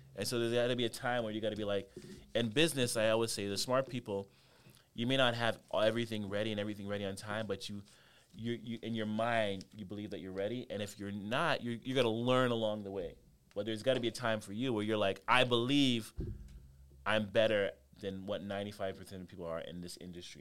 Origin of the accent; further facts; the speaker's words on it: Canada; I grew up in Canada